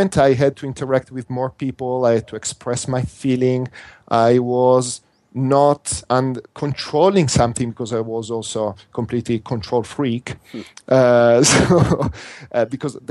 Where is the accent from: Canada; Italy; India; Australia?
Italy; accent: Italian; first language Italian; English is a second language; this is not my first language because my first language is Italian.